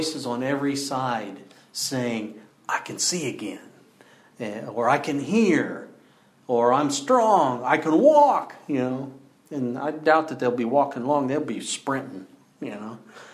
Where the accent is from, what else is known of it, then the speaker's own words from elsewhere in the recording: Battle Ground, Washington, United States; I grew up outside Battleground, but often we'd go into town